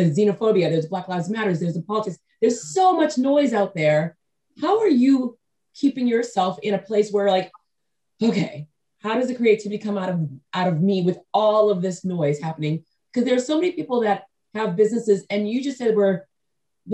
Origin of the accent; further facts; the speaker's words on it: New England, United States; I grew up in New England, but 90% of my American relatives, I'm first generation born in America